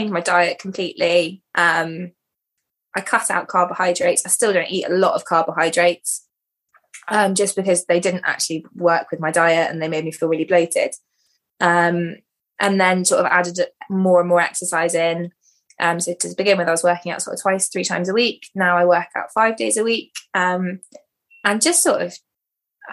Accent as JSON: {"language": "English", "area": "Dartmoor, Devon", "region": "South West England", "country": "United Kingdom", "tie": "born or raised there", "said": "We grew up on Dartmoor, sort of just over the hill from Briony Frost"}